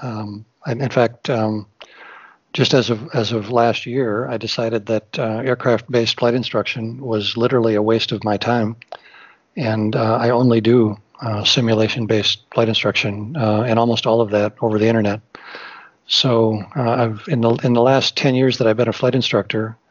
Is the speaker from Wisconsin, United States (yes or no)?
yes; Wisconsin, United States; I'm from Wisconsin, so I'm kind of a flatlander